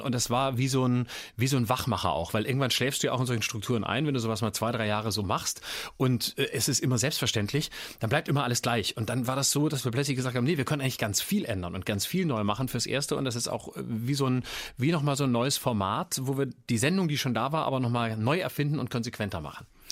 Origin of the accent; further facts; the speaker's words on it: Lörrach, Baden-Württemberg, Germany; Ich bin groß geworden in Lörrach